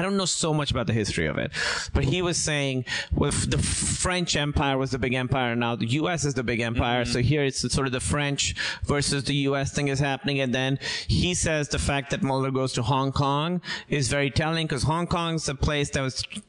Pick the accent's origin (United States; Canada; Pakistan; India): Pakistan; moved away; I'm from Pakistan